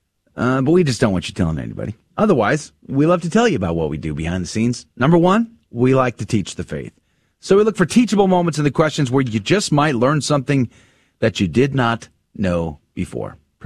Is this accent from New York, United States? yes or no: no; San Antonio, Texas, United States; San Antonio is a great town, not just because I grew up there